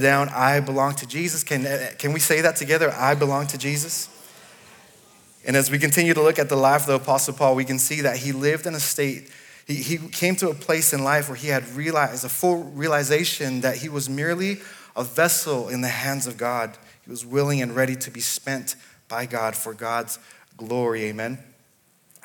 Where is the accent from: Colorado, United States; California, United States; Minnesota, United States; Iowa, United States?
California, United States; Los Angeles; moved away as an adult; also born or lived in Dallas, Texas / Nashville area, Tennessee / Sydney, Australia; now in Clarksville, United States; I was born in LA, in California, and we did not move to Clarksville